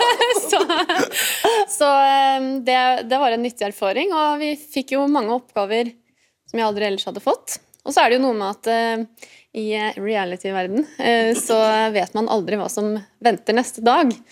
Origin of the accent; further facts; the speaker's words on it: Lørenskog, Akershus, Norway; born there; Jeg er født i Lørenskog fordi eh, sykehuset ligger i Lørenskog.